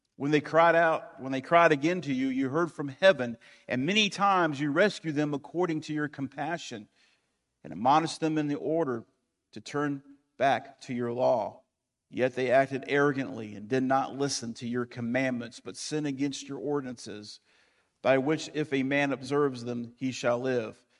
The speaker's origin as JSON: {"language": "English", "country": "United States", "said": "I am American, I'm a Christian first, I'm American second"}